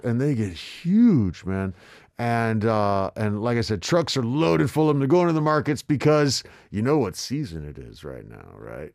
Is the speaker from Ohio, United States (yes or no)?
no; Texas, United States; moved away as an adult; now in South Korea; I grew up mostly in Texas